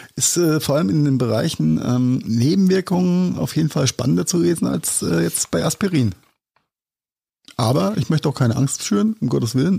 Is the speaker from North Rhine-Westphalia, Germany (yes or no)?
no; Rhenish Hesse, Rhineland-Palatinate, Germany; als Rheinhesse sagen mit angeborener SCH und CH-Schwäche